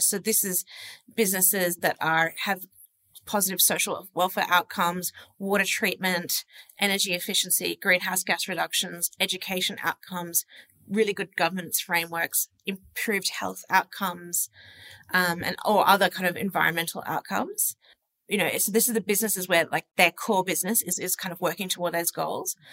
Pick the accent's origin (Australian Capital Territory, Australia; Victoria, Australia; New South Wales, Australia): New South Wales, Australia; Sydney; born and raised in Sydney